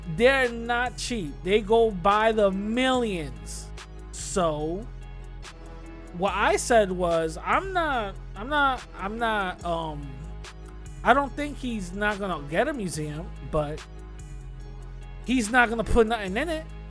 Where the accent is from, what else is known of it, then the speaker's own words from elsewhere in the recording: New York City, New York, United States; moved away; I grew up in the Bronx